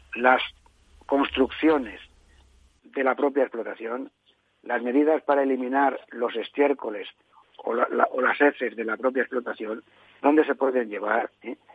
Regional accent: Spain

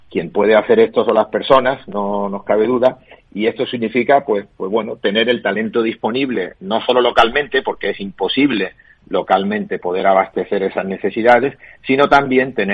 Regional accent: Málaga, Andalusia, Spain; como malagueño

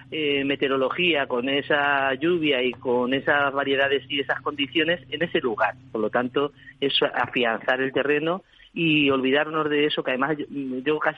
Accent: Spain; y eso somos ahora los españoles.

